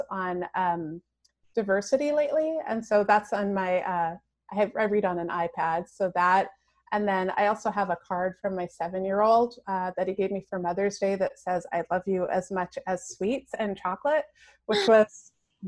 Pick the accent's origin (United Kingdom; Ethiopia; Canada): Canada; also born or lived in Toronto; I grew up in a really small town and I was like destined to move across the country to go to Toronto. I grew up in Canada.